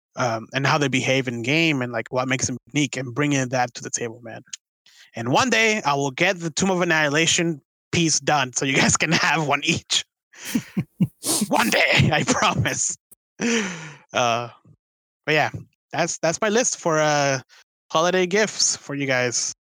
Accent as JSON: {"language": "English", "country": "Venezuela", "tie": "born or raised there", "moved": "yes", "lives_now": "United States", "said": "it reminds me so much of like my home country"}